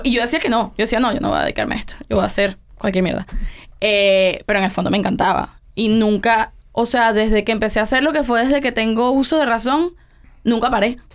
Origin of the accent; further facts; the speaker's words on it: Venezuela; also born or lived in Tenerife, Spain; now in Miami, United States; yo nací en Tenerife, en España porque ellos estaban viviendo esa temporada en España, pero yo me fui, nos fuimos a Venezuela cuando yo tenía como un año. Entonces realmente yo me crié completamente en Venezuela